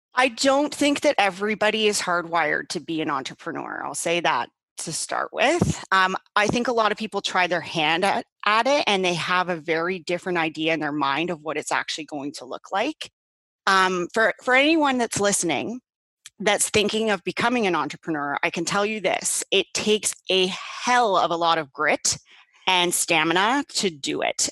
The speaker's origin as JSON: {"language": "English", "town": "Paris", "region": "Ontario", "country": "Canada", "moved": "yes", "lives_now": "Burlington, Canada", "said": "I'm from originally from Paris, Ontario"}